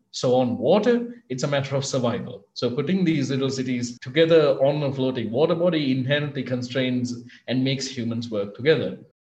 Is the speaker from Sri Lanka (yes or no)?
yes; Sri Lanka; I'm from Sri Lanka.